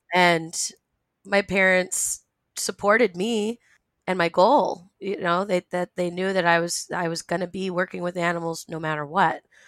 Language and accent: English; Rhode Island, United States; I was born and raised in Rhode Island